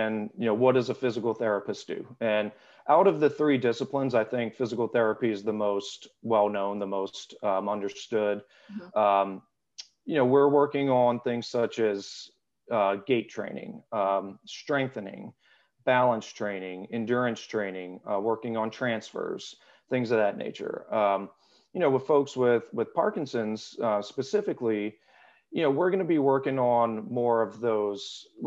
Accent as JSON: {"language": "English", "region": "South Louisiana", "country": "United States", "tie": "born or raised there", "also_born_or_lived": "St. Augustine, Florida / Washington, District of Columbia, United States / California / Virginia Beach, Virginia", "moved": "as an adult", "lives_now": "Richmond, United States", "said": "I was born and raised in South Louisiana"}